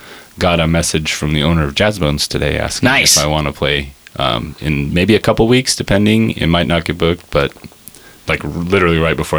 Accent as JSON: {"language": "English", "town": "Great Falls", "region": "Montana", "country": "United States", "said": "I am from Great Falls, Montana."}